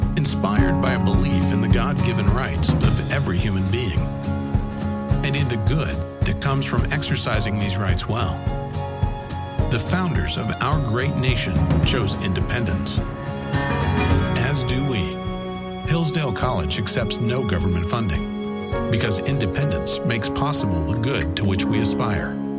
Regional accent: Blackpool, North West England, United Kingdom; growing up in Blackpool, the way I did

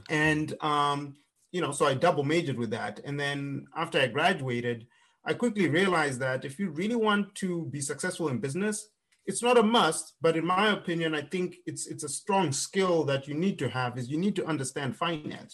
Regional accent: Zimbabwe; moved away as an adult; now in United States; I grew up in Zimbabwe

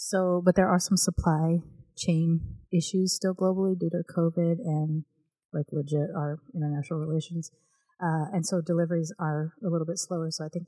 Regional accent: United States; born there; I did grow up with my British grandmother living with us on and off in my childhood, I'm still American-born

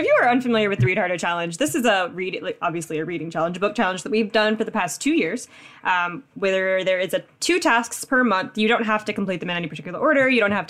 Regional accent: Philippines; She is Filipino, and as am

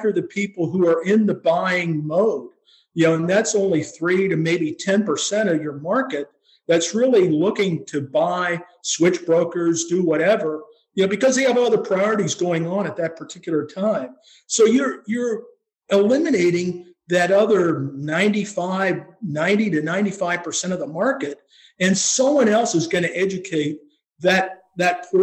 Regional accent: Pennsylvania, United States; moved away as an adult; also born or lived in Colorado; I grew up here in Pennsylvania, but spent a lot of my time, my professional career, out in Colorado

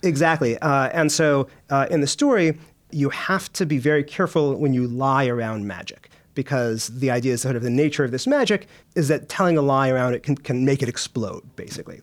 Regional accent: United States; moved away as an adult; now in United Kingdom; being an American

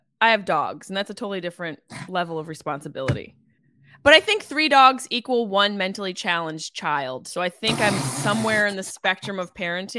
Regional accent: New Jersey, United States; We're from Jersey.

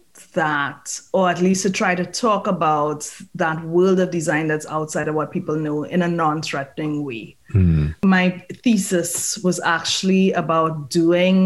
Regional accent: Trinidad & Tobago; moved away; I'm from Trinidad. So I'm Trinidadian.

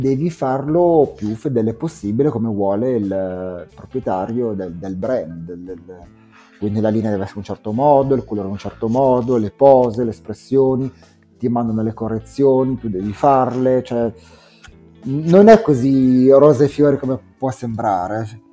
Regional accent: Italy; ero italiano

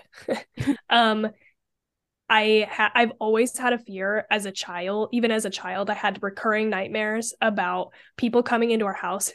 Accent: Idaho, United States; I'm from Idaho

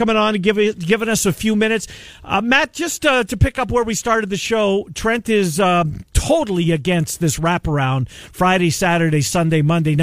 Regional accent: Canada; as a Canadian

